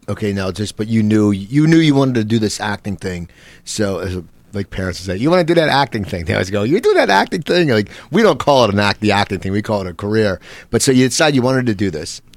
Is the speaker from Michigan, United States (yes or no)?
no; Cherry Hill, New Jersey, United States; where I grew up in Cherry Hill, New Jersey